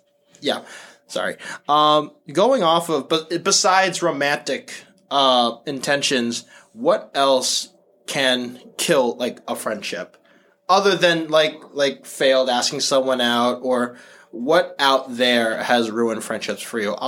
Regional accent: Massachusetts, United States; also born or lived in New York; We're from Massachusetts. I'm from like the more iconic part of Massachusetts

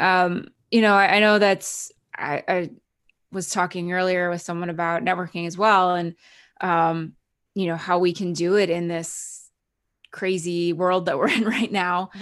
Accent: New Jersey, United States; moved away as an adult; also born or lived in Canada; now in Los Angeles, United States; I grew up in New Jersey, so I'm very familiar with the New York area

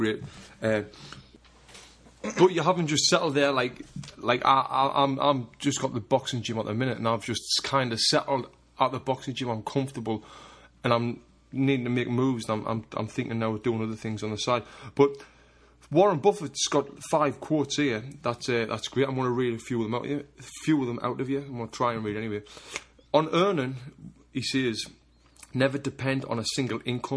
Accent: Sunderland, North East England, United Kingdom; now in United States; when I was living in Sunderland

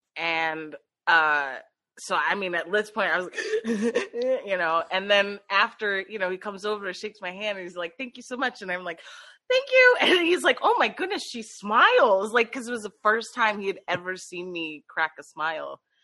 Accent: Philadelphia, Pennsylvania, United States; born and raised in Philadelphia

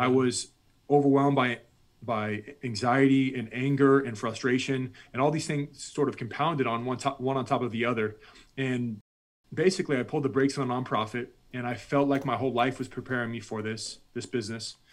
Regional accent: United States; I'm this American, I'm a combat veteran at this point

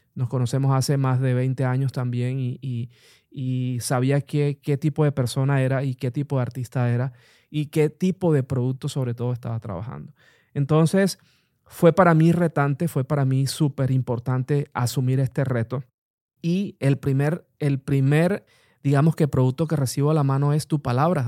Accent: Colombia; also born or lived in Bogotá; en el país, en mi país Colombia

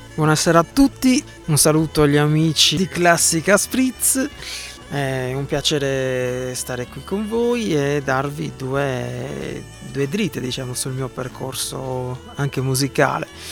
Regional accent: Sardinia, Italy; sono sardo

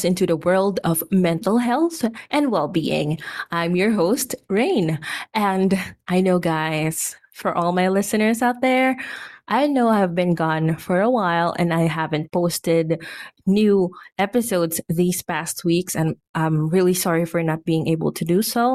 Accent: Philippines; here in my home country, Philippines

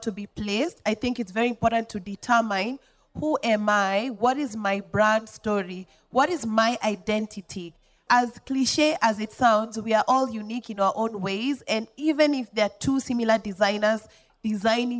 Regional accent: Molo, Nakuru County, Kenya; moved away; I came from Molo. I did not come from Nairobi

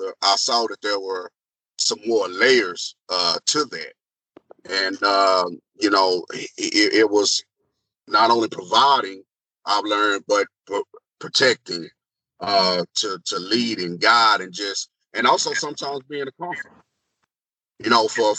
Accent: Marlin, Texas, United States; I'm born and raised here in Marlin. I've been here, you know, all of my life

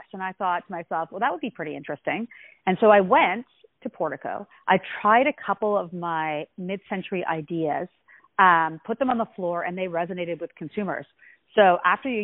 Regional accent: Ottawa, Ontario, Canada; I was born in Ottawa, Canada

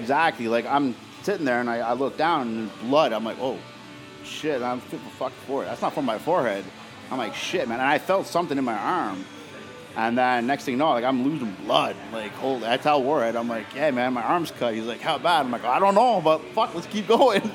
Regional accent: Oshawa, Ontario, Canada; I'm from Oshawa

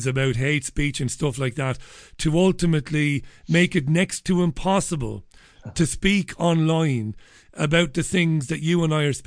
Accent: Waterford, Munster, Ireland; now in England, United Kingdom; I grew up in Waterford in Ireland

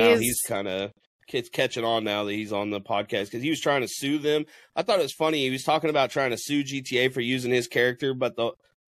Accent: Kansas City, United States; I'm from Kansas City. Lived in Kansas City. Never moved out of Kansas City.

